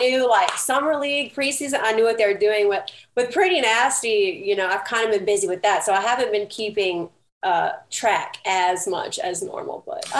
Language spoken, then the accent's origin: English; Baton Rouge, Louisiana, United States; moved away as an adult; also born or lived in Prairieville, Louisiana; now in New Orleans, United States; I'm actually from Baton Rouge.